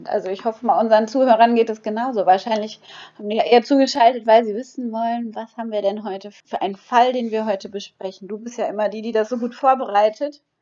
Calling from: Cala Ratjada, Balearic Islands, Spain; Ich bin aus Kalaratjada zugeschaltet, ganz genau.

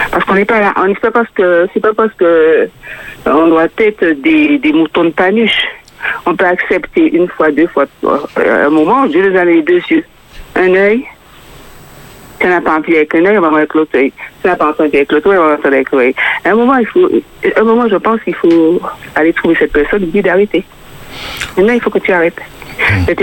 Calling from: Fort-de-France, Martinique; Je suis de Fort-de-France

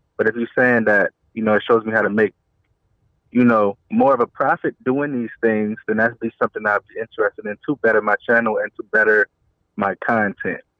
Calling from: New Orleans, Louisiana, United States; I'm calling from New Orleans

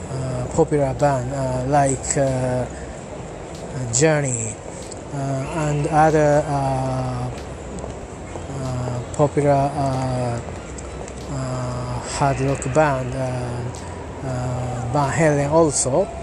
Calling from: Japan; English is a second language; I'm talking from Japan. As usual, I am at near Tamagawa River

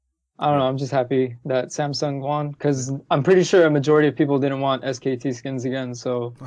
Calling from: Anaheim, California, United States; Hey, Travis, I'm calling from Anaheim, California.

